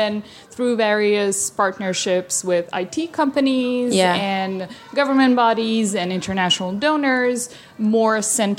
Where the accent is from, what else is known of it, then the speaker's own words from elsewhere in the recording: Belgrade, Serbia; English is a second language; moved away as an adult; also born or lived in Chicago, United States / Bosnia / Hungary / France; a Serbian bar called Belgrade. Yeah, which is, of course, the name of my city.